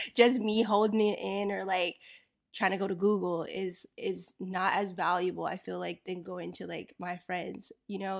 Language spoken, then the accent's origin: English; Florida, United States; I grew up in Florida